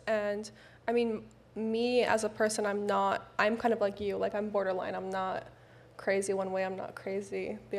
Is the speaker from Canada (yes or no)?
yes; Canada; moved away; I'm Canadian, so in Canada, we're pretty much neutral with a lot of things.